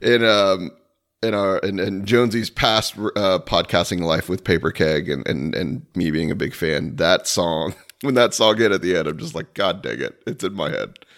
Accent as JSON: {"language": "English", "town": "Daytona Beach", "region": "Florida", "country": "United States", "tie": "born or raised there", "said": "me growing up around Daytona"}